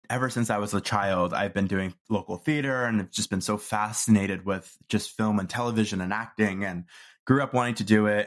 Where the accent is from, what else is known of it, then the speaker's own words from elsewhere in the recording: Toronto, Ontario, Canada; moved away as an adult; also born or lived in Vancouver; I moved to Vancouver, tried a new city. I'm from Toronto originally